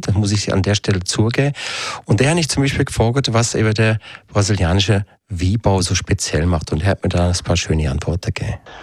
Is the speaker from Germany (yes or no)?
no; Switzerland; bei uns in der Schweiz